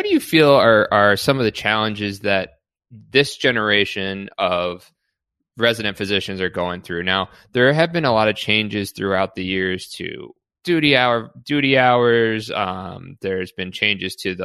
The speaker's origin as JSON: {"language": "English", "town": "New York City", "region": "New York", "country": "United States", "tie": "born or raised there", "said": "I grew up in New York City"}